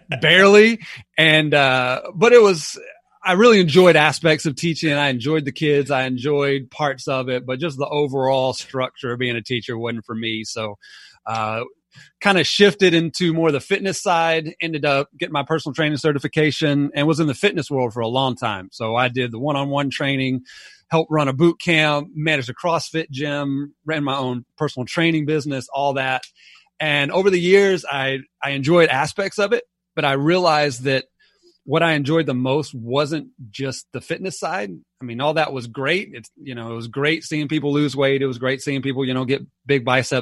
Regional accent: Atlanta, Georgia, United States; also born or lived in Alabama; I was born in Alabama. But we only lived there about 6 months, so I don't quite claim it. And then we moved here to Atlanta and kind of lived in and around Atlanta most of my life

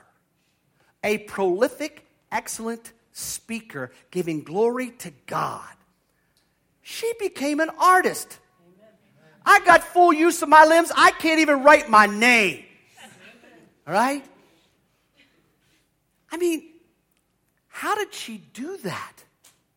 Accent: near the Chesapeake, Chesapeake Bay area, United States; I grew up near the Chesapeake

